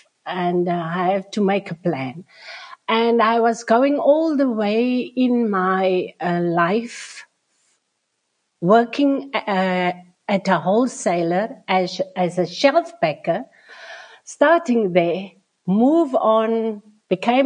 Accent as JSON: {"language": "English", "town": "Nababeep", "region": "Northern Cape", "country": "South Africa", "tie": "born or raised there", "also_born_or_lived": "Springbok", "said": "I'm from the Northern Cape in the Namakwa district. So we are based in Springbok, the capital town here around. So my birth town is just around the corner, around about 17 kilometers from here. It's Nababib, the Maokeep copper mine town. So I was born there"}